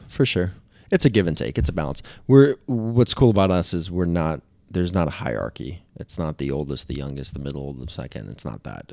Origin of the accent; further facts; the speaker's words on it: Kentucky, United States; also born or lived in Wisconsin; we moved down from Wisconsin into Kentucky